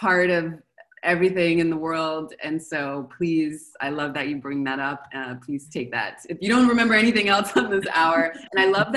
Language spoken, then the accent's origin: English; Los Angeles, California, United States; moved away as an adult; now in Argentina; I'm in Argentina right now, and I'm from Los Angeles